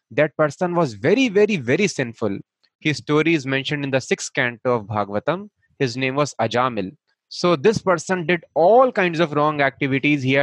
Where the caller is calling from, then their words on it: Mumbai, Maharashtra, India; i am speaking from Powai here in mumbai uh, it is a one small place in mumbai